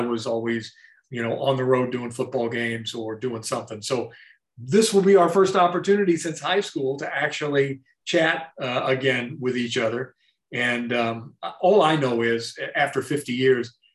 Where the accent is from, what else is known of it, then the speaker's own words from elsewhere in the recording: Louisville, Kentucky, United States; moved away as an adult; also born or lived in Atlanta, Georgia; now in Seattle, United States; I grew up in Louisville, Kentucky in the 60s and late 60s.